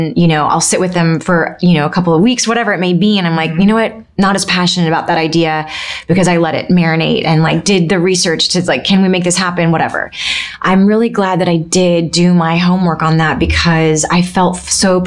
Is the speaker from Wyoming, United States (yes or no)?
no; Pensacola, Florida, United States; moved away as an adult; also born or lived in New York City; I really just re-fell in love with my hometown